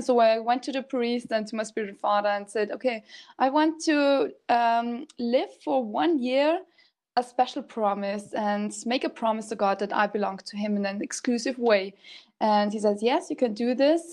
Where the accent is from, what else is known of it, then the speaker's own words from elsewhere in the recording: Salzburg, Austria; I'm from Austria, Salzburg, and I'm 31 years old